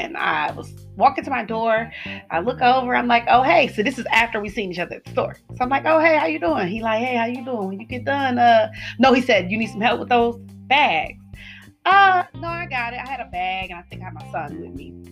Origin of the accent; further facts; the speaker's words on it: the South, United States; I am from the South